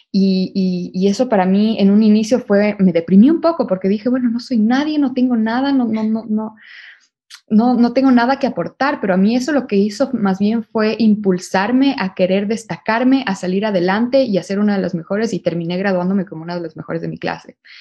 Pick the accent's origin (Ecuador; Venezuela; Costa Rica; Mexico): Ecuador; moved away as an adult; also born or lived in Barcelona, Spain / New York, United States; yo por el momento estoy based en Ecuador, yo soy de Ecuador